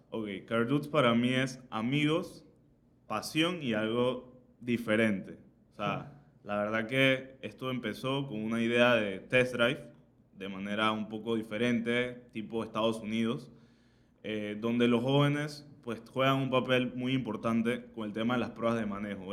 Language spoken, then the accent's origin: Spanish; Panama; soy aquí en Panamá